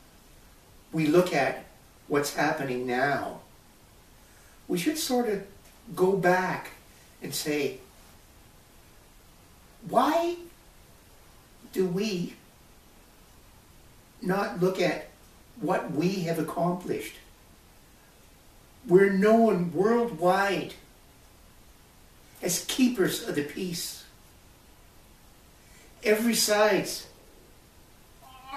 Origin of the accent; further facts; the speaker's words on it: Canada; we do have a Canadian identity